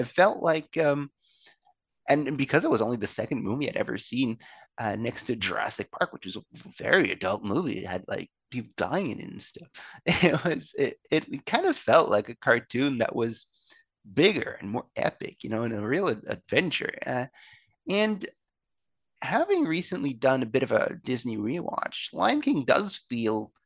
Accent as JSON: {"language": "English", "country": "Belgium", "tie": "born or raised there", "moved": "yes", "said": "I grew up in Belgium"}